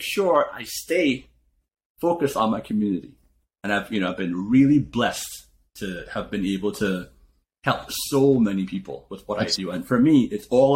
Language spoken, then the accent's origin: English; Trinidad & Tobago; moved away as an adult; now in United States; I came from Trinidad, I had $500 in my pocket when I came here